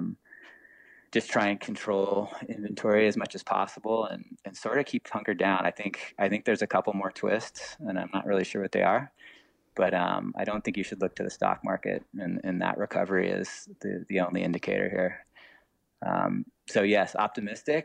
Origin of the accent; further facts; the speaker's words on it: Laguna Beach, California, United States; I grew up in Laguna